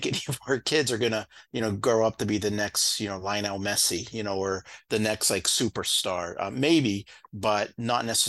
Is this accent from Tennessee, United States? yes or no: no; Ohio, United States; now in Vermont, United States; I'm actually from Ohio originally